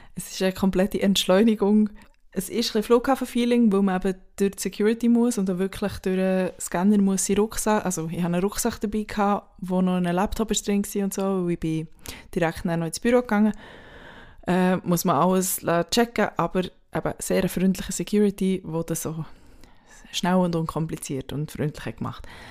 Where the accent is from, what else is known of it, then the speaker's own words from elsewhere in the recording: Switzerland; now in Berlin, Germany; Ich als Schweizerin